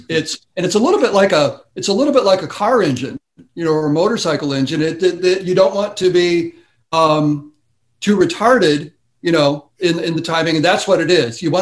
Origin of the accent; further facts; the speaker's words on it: Wisconsin, United States; You know, I'm from Wisconsin, so they